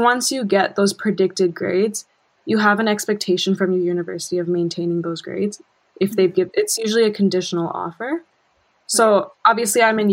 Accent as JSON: {"language": "English", "region": "Bangkok", "country": "Thailand", "moved": "yes", "said": "I'm actually from Bangkok, as you know. So I studied in an international school"}